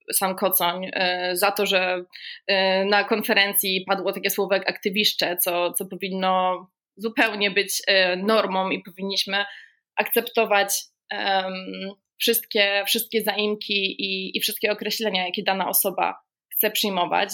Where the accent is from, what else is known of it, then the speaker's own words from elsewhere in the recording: Gdańsk, Pomeranian Voivodeship, Poland; ja jestem gdańszczanką z urodzenia, więc mój tutaj region to Kaszuby